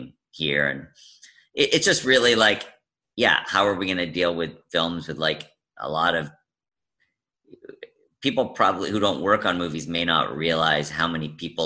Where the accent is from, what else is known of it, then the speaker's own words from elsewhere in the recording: Vancouver, British Columbia, Canada; also born or lived in United States; I was born in the States, and I moved to Canada when I was two